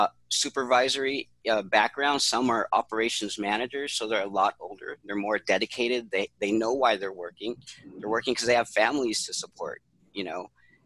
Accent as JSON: {"language": "English", "town": "Los Angeles", "region": "California", "country": "United States", "tie": "born or raised there", "moved": "as an adult", "lives_now": "Philippines", "said": "I was born and raised in Los Angeles. I've been in the Philippines 10 years since January 10th. It was my 10-year anniversary here in the Philippines."}